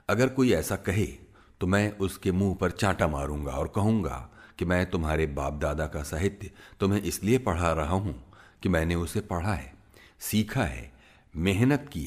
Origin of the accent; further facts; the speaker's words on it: India; मैं मुसलमानों के घर में पैदा हुआ था लेकिन मैं खुद को न मुसलमान समझता हूँ न हिंदू मैं कहता हूं कि मैं एक आधुनिक धर्मनिरपेक्ष भारत का नागरिक हूं